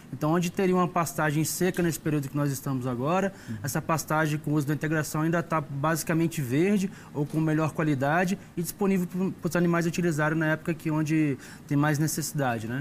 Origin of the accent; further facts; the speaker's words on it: Brasília, Federal District, Brazil; eu sou brasileiro meus pais são mineiros, né, eu brinco que eu sou puro por cruz, eu nasci Sim. aqui, mas pai e mãe mineiro